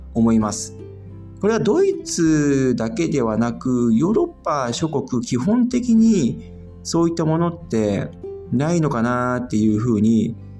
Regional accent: Japan; moved away as an adult; now in Germany; 僕自身は、やっぱり日本で生まれて育ってきて

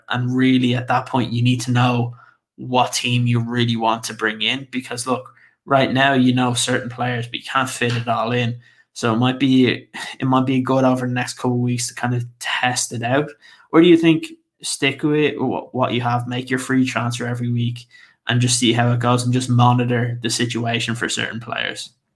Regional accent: Ireland; I'm Irish

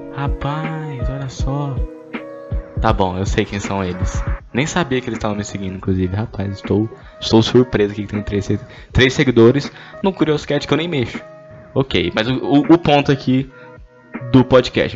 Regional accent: Goiânia, Goiás, Brazil; eu sou de Goiânia

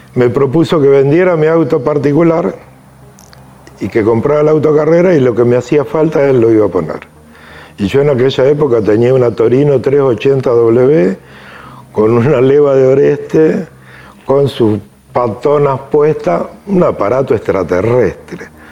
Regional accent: Lobos, Buenos Aires Province, Argentina; Soy nacido en Lobos

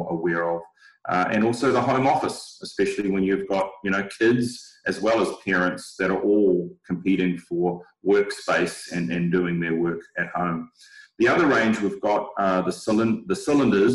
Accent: New Zealand; moved away; I'm not from these parts. I'm originally from New Zealand

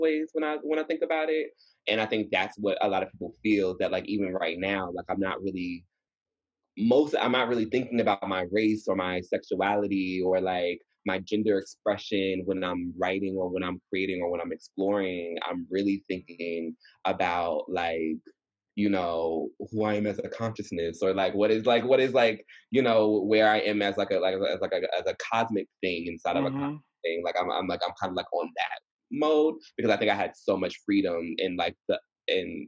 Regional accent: Atlanta, Georgia, United States; moved away as an adult; now in New York, United States; So I grew up in Georgia

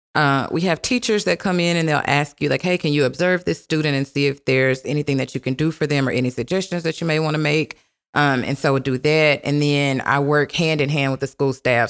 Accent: Minden, Louisiana, United States; moved away as an adult; also born or lived in Dallas Fort Worth, Texas; now in Dallas, United States; I currently live in the Dallas Fort Worth area, um, and I'm originally from Minden, Louisiana

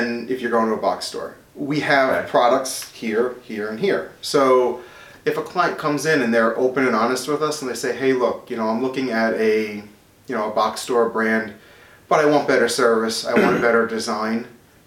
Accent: Smithtown, New York, United States; I grew up in Smithtown

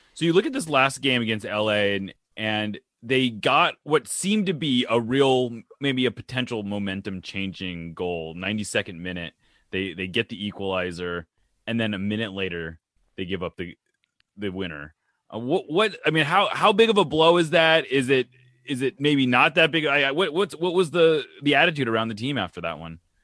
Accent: West Coast, United States; moved away; I'm not from here, but I'm from the West Coast where we just don't get heat like this

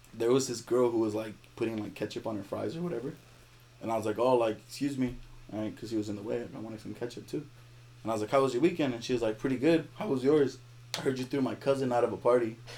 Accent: Compton, California, United States; I'm from California, right? And I live in Compton.

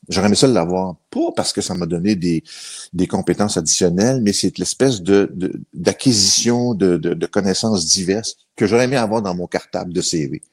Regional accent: Laval, Quebec, Canada; also born or lived in Shawinigan, Quebec; je suis parti de là, j'avais même pas deux ans parce que le travail avait appelé mon père dans la région métropolitaine. On a déménagé dans le secteur de Laval. Et euh, j'ai beaucoup plus de souvenirs de la ville de Laval

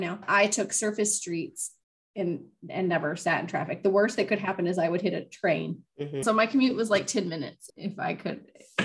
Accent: Houston, Texas, United States; moved away; we grew up in Houston

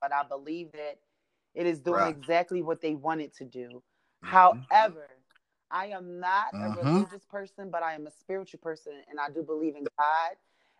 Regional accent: Philadelphia, Pennsylvania, United States; moved away; I'm from Philly

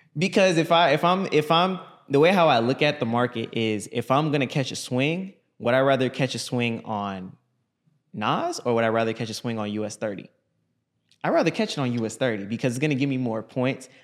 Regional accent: Orlando, Florida, United States; I'm from Orlando, Florida

